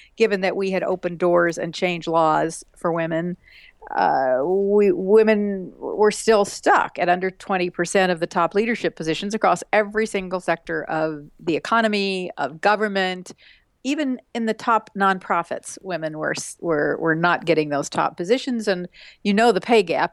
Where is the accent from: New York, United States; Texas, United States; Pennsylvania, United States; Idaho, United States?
Texas, United States; West; I grew up in West Texas in small towns